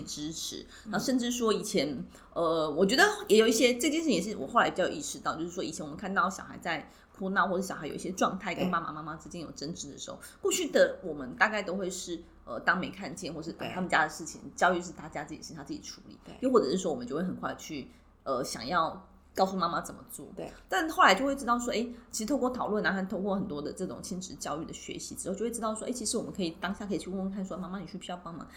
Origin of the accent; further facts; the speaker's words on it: Taiwan; 我们也是很习惯在这样的环境下长大